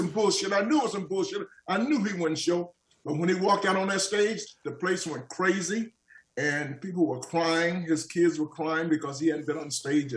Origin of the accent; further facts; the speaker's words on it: Atlanta, Georgia, United States; when I grew up in Atlanta, Georgia